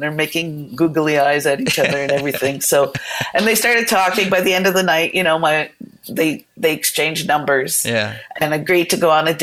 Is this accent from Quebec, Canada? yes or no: no; Toronto, Ontario, Canada; we were raised in Toronto.